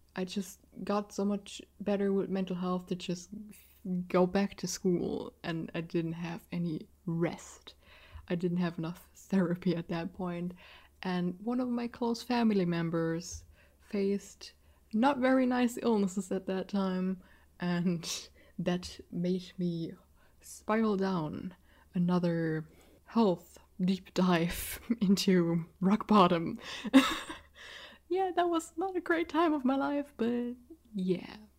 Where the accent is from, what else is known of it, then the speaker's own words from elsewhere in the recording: Rhineland-Palatinate, Germany; accent: German; first language German; English is a second language; that's an Rhineland Palatinate, I think that's how you pronounce the state I'm living in in English